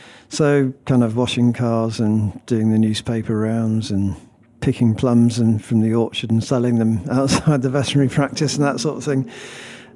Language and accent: English; Stratford-upon-Avon, West Midlands, United Kingdom; accent: Brummie; from Stratford, where I grew up